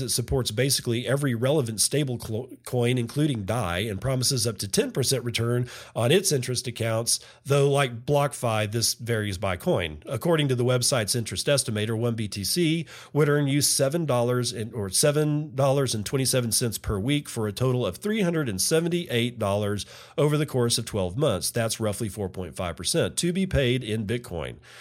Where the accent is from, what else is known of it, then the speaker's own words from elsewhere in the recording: Texas, United States; in my home state, Texas